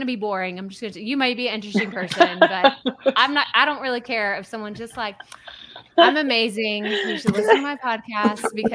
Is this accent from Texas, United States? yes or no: yes; Texas, United States; accent: thick Texas; I'm from Texas, born and raised, and I have this thick accent